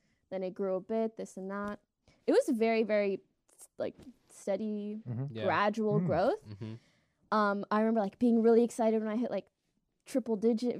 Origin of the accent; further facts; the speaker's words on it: Canada; I'm Canadian, eh?